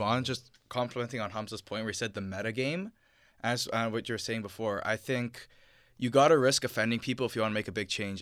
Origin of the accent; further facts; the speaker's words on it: Ontario, Canada; I am Canadian. At the end of the day, I was born here. My parents were born here